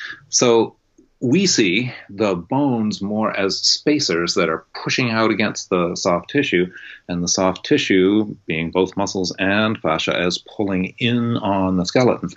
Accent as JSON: {"language": "English", "region": "New England", "country": "United States", "tie": "born or raised there", "also_born_or_lived": "California", "moved": "as an adult", "said": "I was born on the East Coast and was raised very much up in that kind of New Englandy, don't pay attention to your body kind of upbringing"}